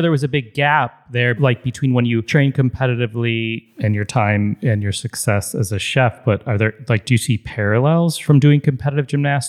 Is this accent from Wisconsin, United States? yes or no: no; Deerfield, Illinois, United States; I grew up in Deerfield